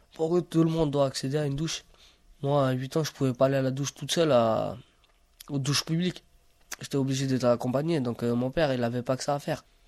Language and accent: French; Romania; now in France; en Roumanie, quand j'allais à l'école, je me demandais pas si j'étais Rom ou j'étais Roumain